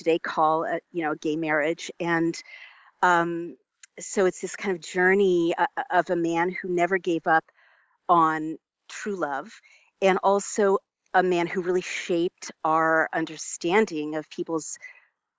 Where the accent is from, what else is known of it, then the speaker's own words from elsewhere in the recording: United States; as an American